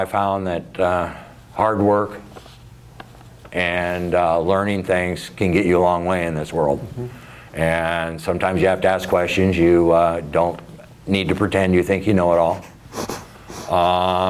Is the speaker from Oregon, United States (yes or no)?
yes; McMinnville, Oregon, United States; I was born and raised in McMinnville